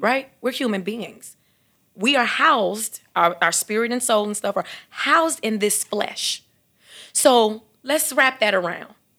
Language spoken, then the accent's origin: English; Chicago, Illinois, United States; growing up in Chicago